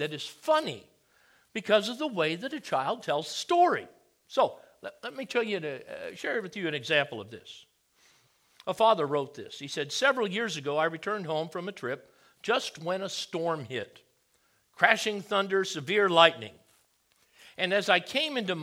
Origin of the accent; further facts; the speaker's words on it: Hawaii, United States; moved away as an adult; also born or lived in San Diego / Charleston, South Carolina / Texas; I grew up in Hawaii.